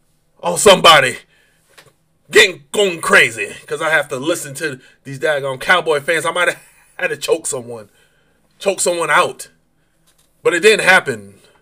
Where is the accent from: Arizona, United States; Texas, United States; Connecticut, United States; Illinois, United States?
Connecticut, United States; western; moved away; I'm from the western part of Connecticut, where it's New York.